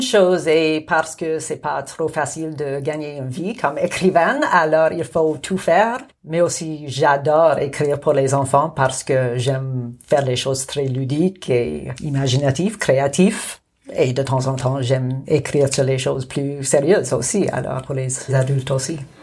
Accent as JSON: {"language": "French", "town": "Montreal", "region": "Quebec", "country": "Canada", "tie": "born or raised there", "also_born_or_lived": "Jasper, Alberta / Calgary, Alberta", "first_language": "English", "second_language": "French", "moved": "as an adult", "lives_now": "Nakusp, Canada", "said": "je suis née à Jasper, et puis, euh, j'ai fait mon enfance à Calgary, mais à l'âge de 10 ans, j'ai déménagé à Montréal. Et alors, j'ai passé une décennie à Montréal"}